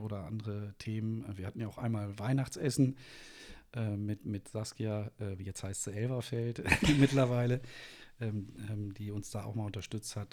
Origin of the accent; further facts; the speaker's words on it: Münster, North Rhine-Westphalia, Germany; moved away as an adult; also born or lived in Nuremberg; now in Wolfsburg, Germany; bin äh, geboren in Münster in Westfalen